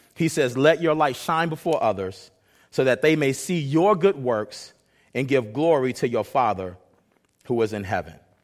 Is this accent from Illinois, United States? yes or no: yes; Chicago, Illinois, United States; now in Renton, United States; I come from Chicago